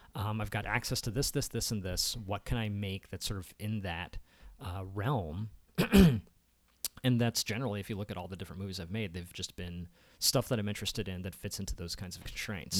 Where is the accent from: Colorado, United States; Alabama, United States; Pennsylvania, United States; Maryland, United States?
Maryland, United States; Columbia; I was born in Columbia, Maryland